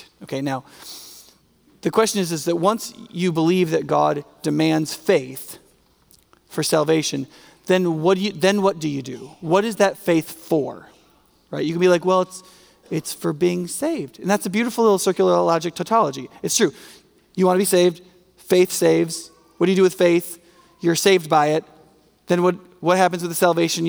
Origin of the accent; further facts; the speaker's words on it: United States; as an American